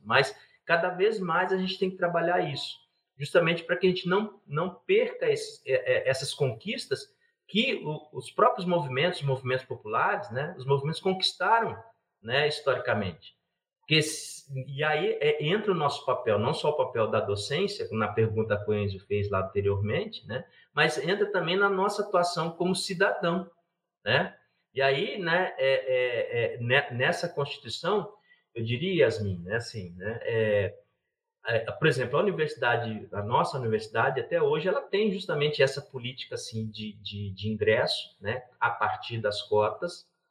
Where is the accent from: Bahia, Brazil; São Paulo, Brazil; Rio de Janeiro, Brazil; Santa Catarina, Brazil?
São Paulo, Brazil; Campinas; now in Minas Gerais, Brazil; eu, eu não sou mineiro de naturalidade, né? Agora eu estou mineiro, né? Eu, eu nasci em Campinas